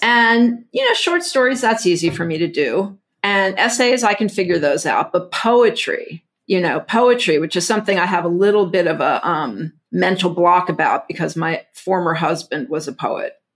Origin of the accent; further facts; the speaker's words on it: Houston, Texas, United States; I grew up in, like, Houston, Texas in the seventies